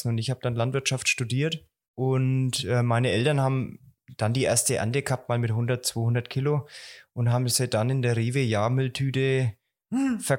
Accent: Bavaria, Germany; nee, ich bin ein Franke, also ja. ich brauche mal Schäuferler und mich zieht's heim

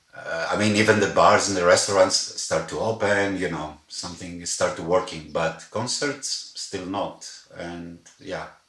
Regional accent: Athens, Attica, Greece; moved away as an adult; now in Berlin, Germany; I'm from Athens. I'm a Greek guy

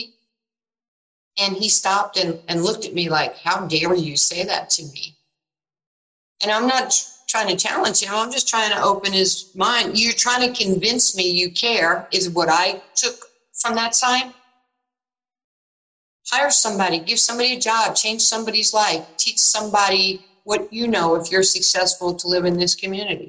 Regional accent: New York, United States; moved away as an adult; When I was growing up in New York, you know, going up to Rucker Park

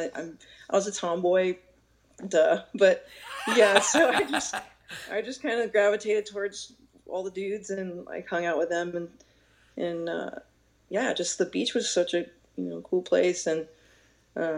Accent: Amityville, New York, United States; moved away; also born or lived in Florida; I was born in Amityville, New York.

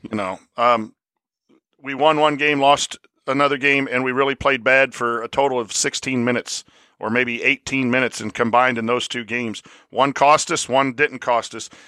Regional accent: La Porte, Indiana, United States; I'm from Laporte

